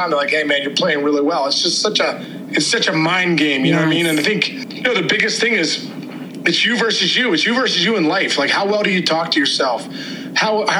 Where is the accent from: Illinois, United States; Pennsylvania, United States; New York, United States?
Pennsylvania, United States; Upper St. Clair; I grew up here in Upper St. Clair